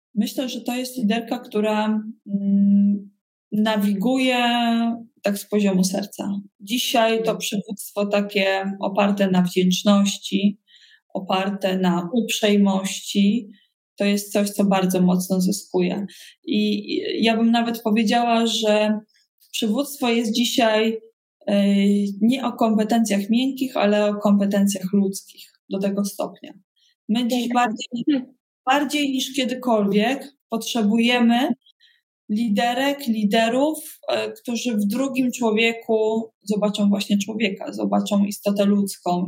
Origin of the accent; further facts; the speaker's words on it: Koszalin, West Pomeranian Voivodeship, Poland; also born or lived in Brussels; now in Warsaw, Poland; pochodzę z Koszalina